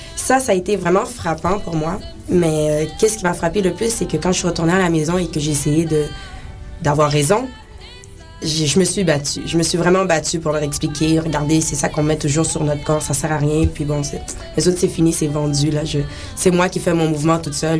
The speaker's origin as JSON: {"language": "French", "country": "Haiti", "said": "je suis haïtienne"}